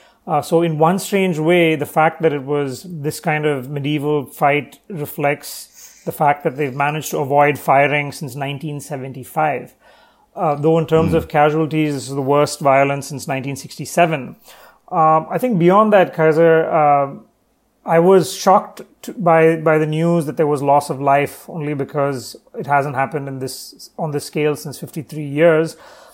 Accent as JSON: {"language": "English", "town": "Chennai", "region": "Tamil Nadu", "country": "India", "tie": "born or raised there", "said": "So I'm currently actually in Chennai in the south, which is my hometown."}